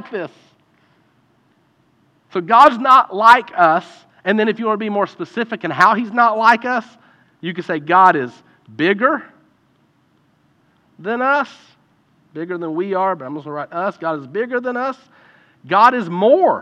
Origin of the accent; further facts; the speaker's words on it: Eastern Kentucky, United States; growing up in Eastern Kentucky, you grew up with a basketball in your hand